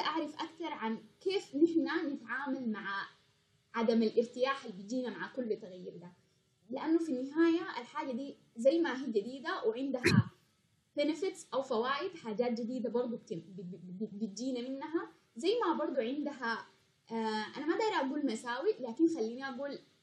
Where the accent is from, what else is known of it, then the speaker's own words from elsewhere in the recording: Sudan; نحن كسودانيين